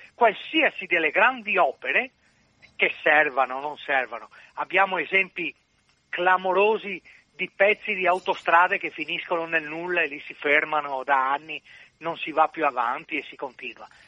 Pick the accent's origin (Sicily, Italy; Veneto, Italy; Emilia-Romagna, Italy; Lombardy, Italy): Veneto, Italy; Venice; essendo veneziano